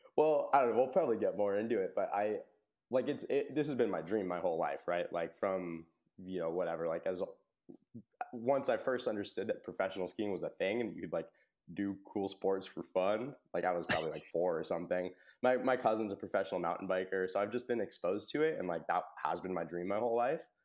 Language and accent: English; United States; I grew up in Tahoe